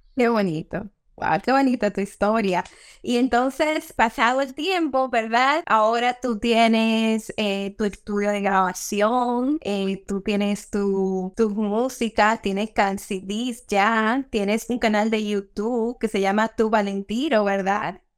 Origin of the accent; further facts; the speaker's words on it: Dominican Republic; como los dominicanos decimos